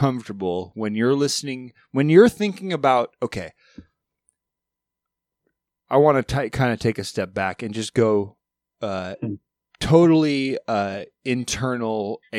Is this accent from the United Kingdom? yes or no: yes; England, United Kingdom; my drummer speaks Russian and my guitar player speaks French and I'm English, but I speak both poorly.